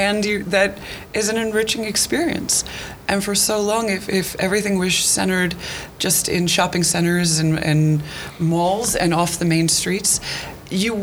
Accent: Bucks County, Pennsylvania, United States; now in Pitman, United States; I grew up in Bucks County

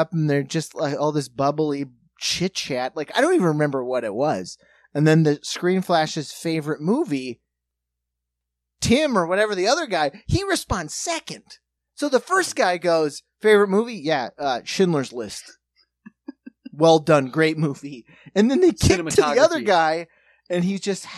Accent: Midwest, United States; I'm from the Midwest.

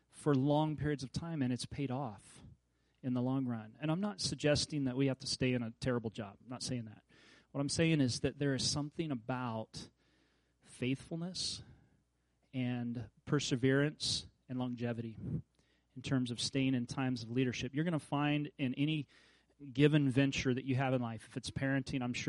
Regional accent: Kansas, United States; I grew up in Kansas.

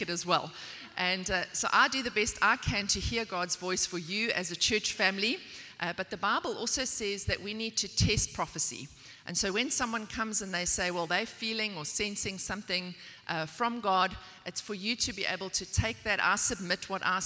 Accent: South Africa; also born or lived in Port Elizabeth, South Africa; I'm from South Africa.

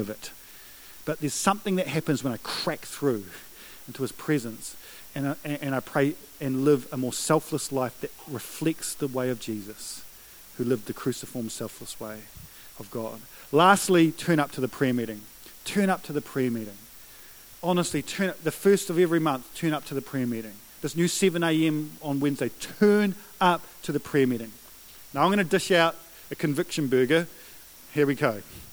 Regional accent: New Zealand; I'm a Kiwi bloke who believes in the power of prayer

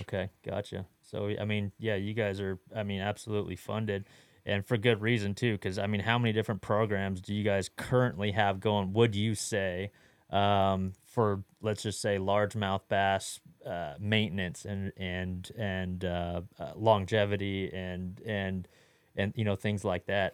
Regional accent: California, United States; also born or lived in Texas; now in Fort Worth, United States; growing up in California, now living in Texas, fishing all over the country

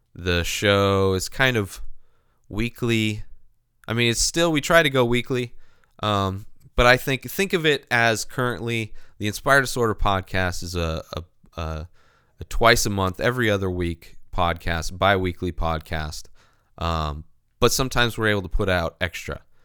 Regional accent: Southern California, United States; also born or lived in San Diego; growing up in Southern California

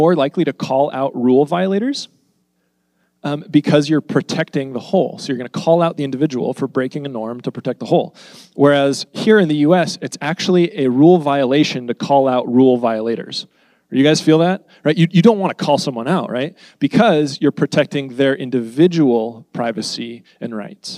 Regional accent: United States; all of us, we're American.

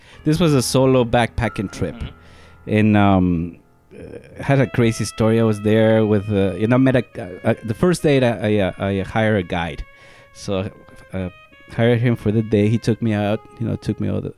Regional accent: Riobamba, Chimborazo, Ecuador; accent: Spanish heavy accent; English is a second language; moved away as an adult; now in United States; I was born in Riobamba, Ecuador, which is a small city

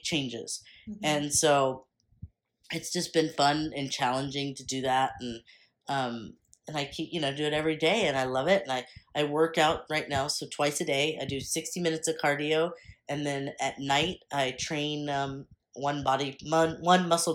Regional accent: Texas, United States; I'm from Texas.

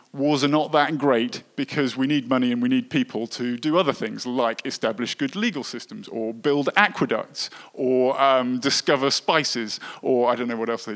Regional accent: United Kingdom; I was brought up in Britain

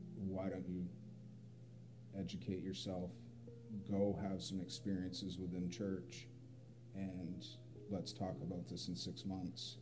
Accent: Camden, Maine, United States; So I'm from Camden, Maine. Uh, it's a little small town, postcard village on the coast of Maine, and um, two loving parents

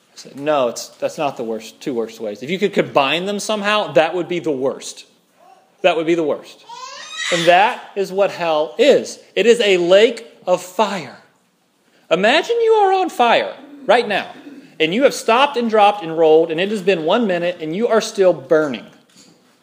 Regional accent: Louisiana, United States; I'm from Louisiana

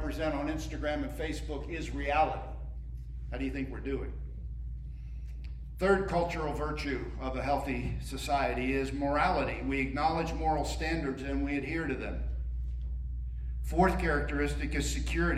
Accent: Northeast, United States; moved away as an adult; also born or lived in Birmingham, Alabama; I grew up in the Northeast

